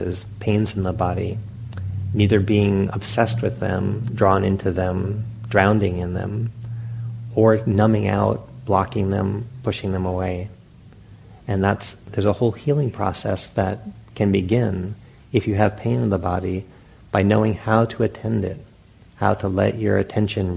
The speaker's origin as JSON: {"language": "English", "town": "Providence", "region": "Rhode Island", "country": "United States", "tie": "born or raised there", "said": "when I was a young boy, I grew up in Providence, Rhode Island"}